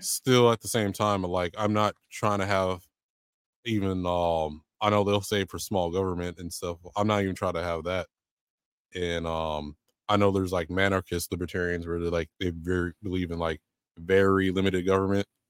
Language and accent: English; San Diego, California, United States; moved away as an adult; now in Georgia, United States; born and raised in San Diego